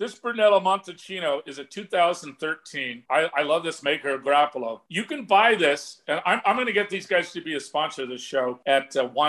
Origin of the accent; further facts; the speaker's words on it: Scotland, United Kingdom; Number one, being a Scotsman, I could not personally avow myself to drink a wine that I bought for $300 that somebody will pay me $3,500 for. I'm just too cheap.